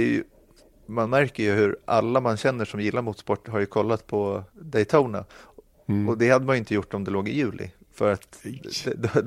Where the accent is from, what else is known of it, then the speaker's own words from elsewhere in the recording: Sweden; Man kände sig väldigt, väldigt stolt som svensk